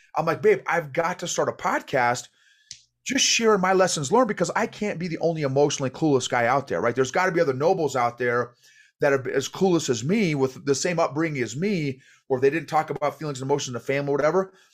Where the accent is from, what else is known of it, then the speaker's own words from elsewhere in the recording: Illinois, United States; moved away as an adult; also born or lived in Oklahoma / New York / Fort Bragg; I was born in Oklahoma, grew up in Illinois